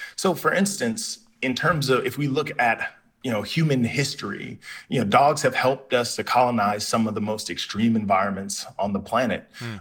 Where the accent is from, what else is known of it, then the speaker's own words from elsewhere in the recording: South Carolina, United States; I was raised in the South, uh, in South Carolina.